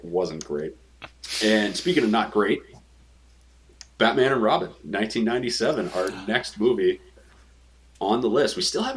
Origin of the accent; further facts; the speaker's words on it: Canada; as a Canadian, and as a Canadian who likes both sports and comics